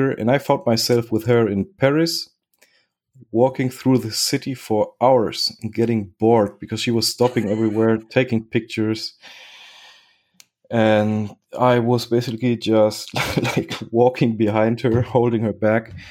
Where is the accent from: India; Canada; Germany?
Germany; also born or lived in Spain / Chile; And I was born in Spain, lived five years in Spain. Then I moved to Germany, where I lived five years. Then I moved to Chile, where I lived five years. And then back to Germany, where I've been spending my life up to now.